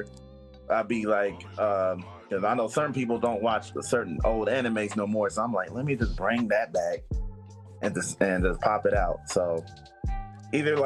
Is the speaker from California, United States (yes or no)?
yes; Oakland, California, United States; I'm originally from Oakland and born and raised here